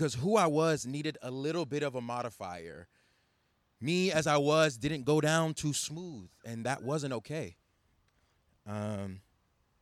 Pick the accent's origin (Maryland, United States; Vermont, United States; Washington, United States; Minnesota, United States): Maryland, United States; Baltimore; I'm Nigerian-American, and I'm ethnically Igbo. So growing up in Baltimore